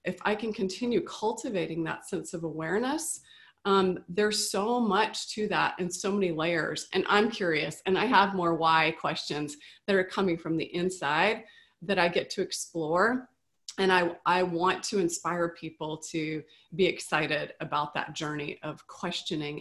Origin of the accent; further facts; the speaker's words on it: the South, United States; moved away; also born or lived in California; Growing up in the South